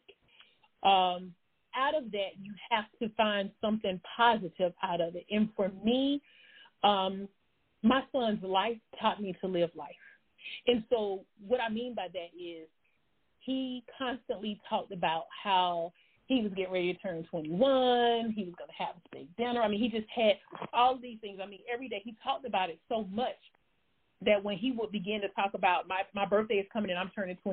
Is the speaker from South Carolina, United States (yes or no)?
yes; Columbia, South Carolina, United States; moved away as an adult; I am a native from Columbia, South Carolina